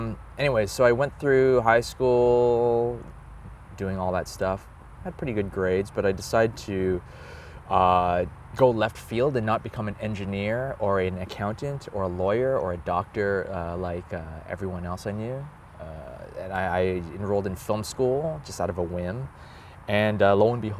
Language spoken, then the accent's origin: English; Toronto, Ontario, Canada; I was born in Toronto, Canada.